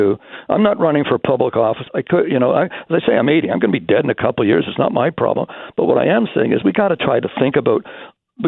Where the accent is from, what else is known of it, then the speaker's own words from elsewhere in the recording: Toronto, Ontario, Canada; I grew up in the West End of Toronto